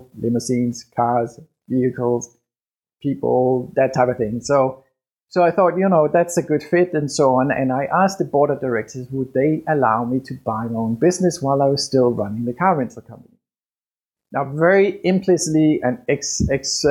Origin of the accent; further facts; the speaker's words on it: Denmark; English is a second language; moved away as an adult; I was born and raised in Denmark